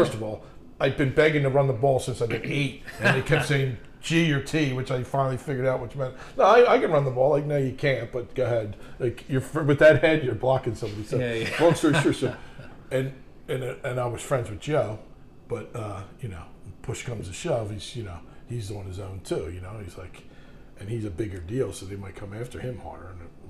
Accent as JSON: {"language": "English", "country": "Ireland", "said": "I'm in a shower, like, first time in my life, thinking, I'm Irish"}